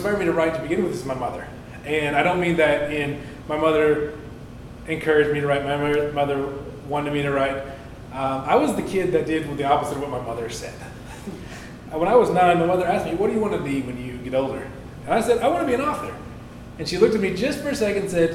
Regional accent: Dawson Springs, Kentucky, United States; also born or lived in Campbellsville, Kentucky / Cincinnati, Ohio / Owensboro, Kentucky; I was born and raised in Dawson Springs, Kentucky, a little bit away from Owensboro

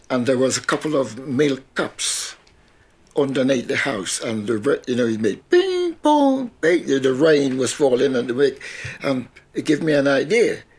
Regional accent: Trinidad & Tobago; what was life like in growing up in Trinidad? Oh, it's fantastic. With me, mm. when I was a little boy, about ten or so, uh, I always liked steel band.

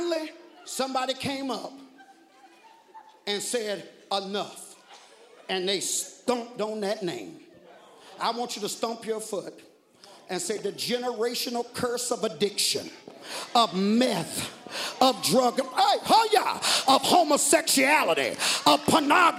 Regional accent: the South, United States; I'm black and I'm from the South

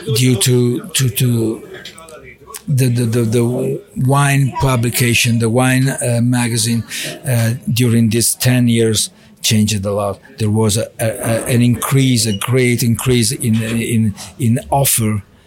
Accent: Milan, Lombardy, Italy; English is a second language; moved away as an adult; also born or lived in Monza; now in Faenza, Italy; I was born in Milano. So I, I, lived in Milano 30 years.

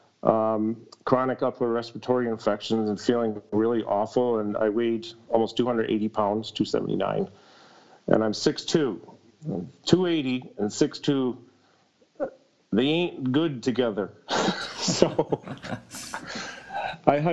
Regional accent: Syracuse, New York, United States; also born or lived in Ithaca, New York; I was born in Ithaca, New York, but pretty much since the age of three, I've been in the Syracuse, New York area

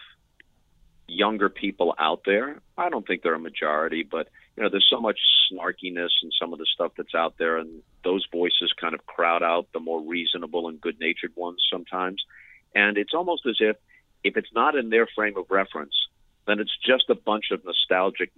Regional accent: New York, United States; also born or lived in Southern California; I grew up in New York

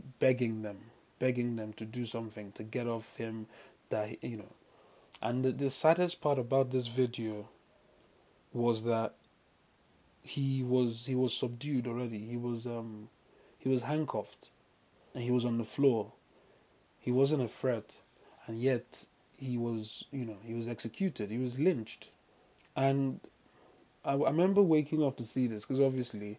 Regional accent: Port Harcourt, Rivers State, Nigeria; Then I grew up in River State, Port Harcourt

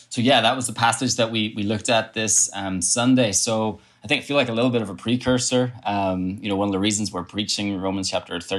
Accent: Ireland; I'm, I'm from Ireland, as I've already said. I got, actually have two passports one that says I'm Irish, one that says I'm British.

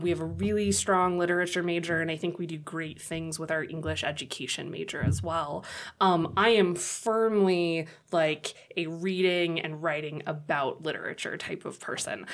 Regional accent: Monrovia, California, United States; moved away as an adult; also born or lived in New York; now in Chadron, United States; So I grew up in Southern California. The town is Monrovia, which is sandwiched in between Pasadena and Arcadia

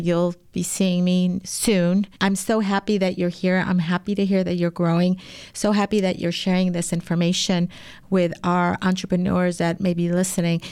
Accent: Mexico; now in Chicago, United States; I'm from Mexico, and in Mexico, there are certain types of teas that are just part of the culture

